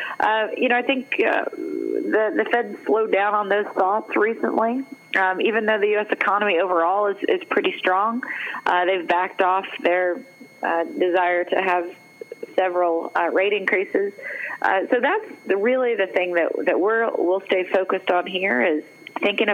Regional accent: Missouri, United States; moved away; I'm from Missouri originally

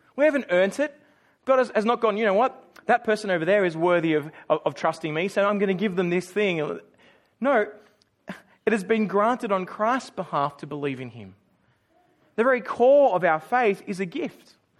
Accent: Australia; moved away as an adult; now in Auckland, New Zealand; I was born in Australia, you know, the Western Island. Uh, a-, and, and for me, I, I grew up in, in one house.

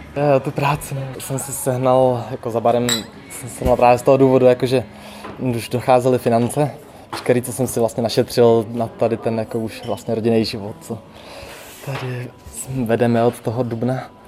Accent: Hradec Králové, Hradec Králové Region, Czechia; now in Karviná, Czech Republic; já jsem původně totiž z Hradce Králové

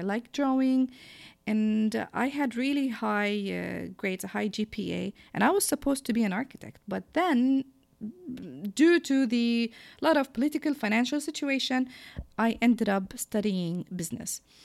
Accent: Jordan; born or raised there; English is a second language; moved away as an adult

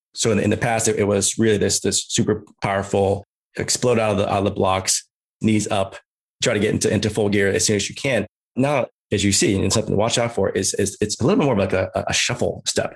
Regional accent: Bay Area, California, United States; also born or lived in Chicago; originally from Chicago, but, uh, moved out to, to California, to the Bay Area.

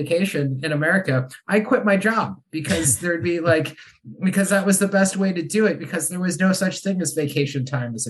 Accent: United States; moved away as an adult; now in Ireland; being an American living in Europe

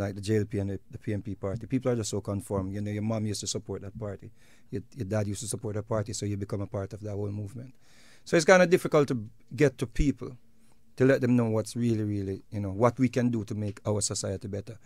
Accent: Jamaica; we are Jamaican

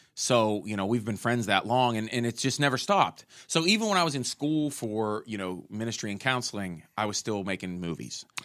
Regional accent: Pittsburgh, Pennsylvania, United States; we're both from Pittsburgh

